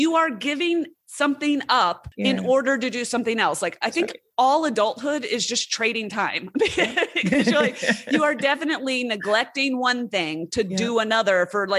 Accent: West Coast, United States; born there; also born or lived in southeastern United States; I was born on the West Coast, but I've spent most of my adult life, all of my adult life, on the East Coast.

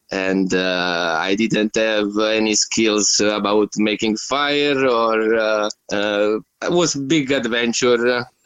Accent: Italy; moved away as an adult; also born or lived in England / Germany; from uh, Italy. I am uh, 36 at the moment.

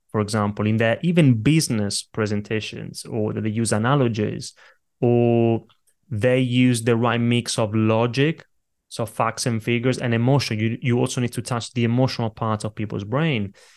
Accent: Italy; now in London, United Kingdom; when I was a little kid growing up in Italy, I grew up in a family of very small business owners

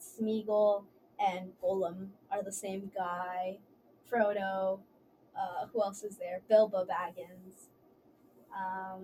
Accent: Dallas, Texas, United States; moved away; I'm from Dallas, Texas

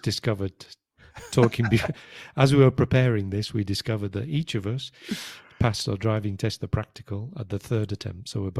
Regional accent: United Kingdom; Yeah, I'm British.

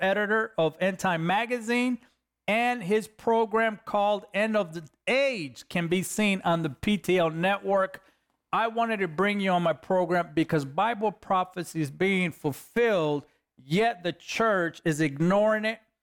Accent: Los Angeles, California, United States; I'm a kid from East L A, California. I'm a next gang member that God called out of the inner city of L

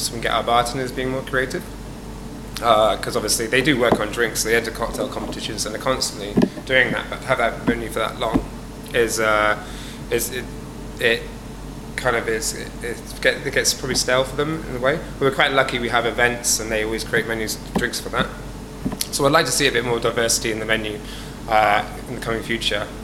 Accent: Dorset, South West England, United Kingdom; moved away as an adult; now in London, United Kingdom; originally, I'm from Dorset, on the south coast of England

